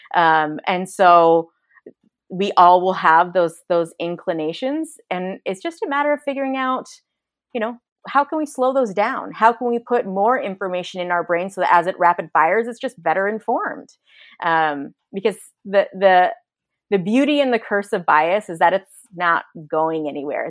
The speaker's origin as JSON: {"language": "English", "area": "San Francisco Bay Area", "region": "California", "country": "United States", "tie": "born or raised there", "moved": "as an adult", "lives_now": "Austin, United States", "said": "we moved away from the San Francisco Bay Area to a, to a much more homogenous area that I recognized, um, the privilege it was to grow up around so much diversity"}